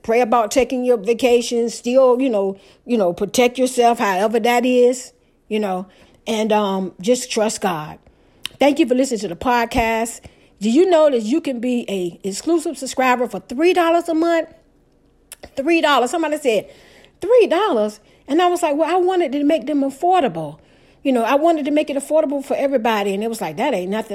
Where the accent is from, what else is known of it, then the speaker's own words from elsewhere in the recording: Portsmouth, Virginia, United States; the house I grew up in Portsmouth, Virginia